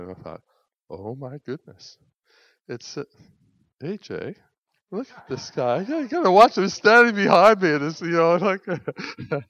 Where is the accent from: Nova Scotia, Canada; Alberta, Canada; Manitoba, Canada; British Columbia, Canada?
Nova Scotia, Canada; Pictou; moved away; I'm from Pictou.